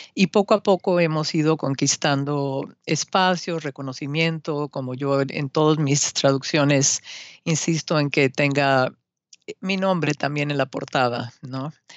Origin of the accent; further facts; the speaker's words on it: Mexico City, Mexico; moved away as an adult; now in Austin, United States; en la Ciudad de México en el primero de junio de 1960